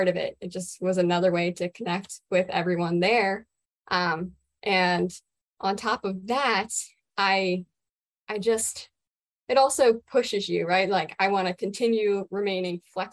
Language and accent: English; Germantown, Maryland, United States; I am from Germantown, Maryland, born and raised. I have remained local my whole